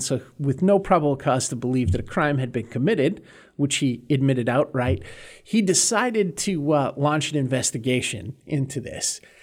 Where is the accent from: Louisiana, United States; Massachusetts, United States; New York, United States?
Massachusetts, United States; north of Boston; I grew up in Massachusetts on the ocean north of Boston